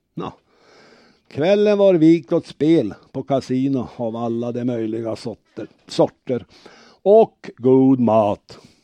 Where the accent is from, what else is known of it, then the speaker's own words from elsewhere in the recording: Örnsköldsvik, Västernorrland County, Sweden; Vi är från Örnsköldsvik.